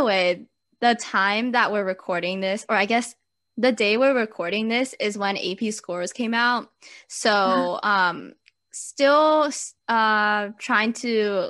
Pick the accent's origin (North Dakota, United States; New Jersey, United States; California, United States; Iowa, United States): California, United States; Southern; I'm also from Southern California